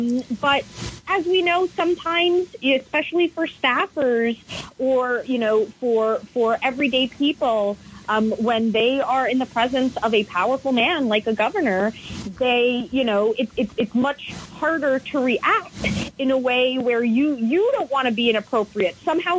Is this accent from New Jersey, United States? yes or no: no; New York, United States; I've been feeling really embarrassed as a New Yorker